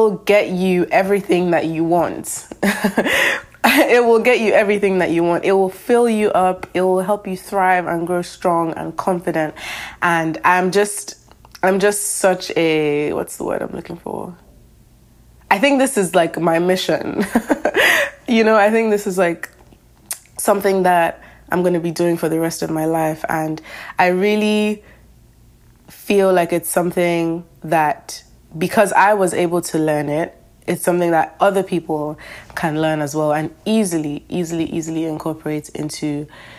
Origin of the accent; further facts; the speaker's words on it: Lagos, Nigeria; now in Boston, United States; I'm from Lagos, Nigeria. I'm currently living in America, though. I'm living in Boston.